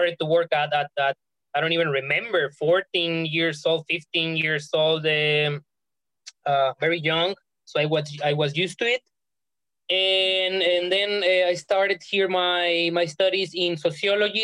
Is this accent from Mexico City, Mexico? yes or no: no; Ensenada, Baja California, Mexico; moved away as an adult; I was born and raised in Ensenada, Baja California, Mexico